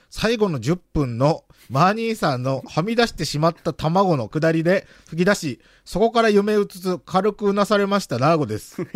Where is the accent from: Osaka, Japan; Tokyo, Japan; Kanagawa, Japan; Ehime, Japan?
Ehime, Japan; countryside of Ozu; 俺、大津の田舎にやってる田舎出身ですけど